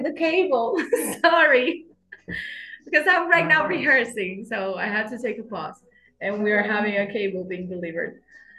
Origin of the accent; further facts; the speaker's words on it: Caracas, Capital District, Venezuela; English is a second language; also born or lived in Kalamazoo, Michigan, United States; I'm a singer songwriter from Caracas, Venezuela.